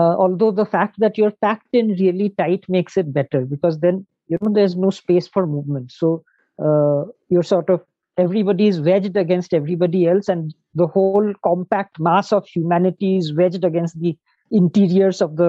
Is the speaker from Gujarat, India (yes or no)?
no; Shillong, Meghalaya, India; I'm from Shillong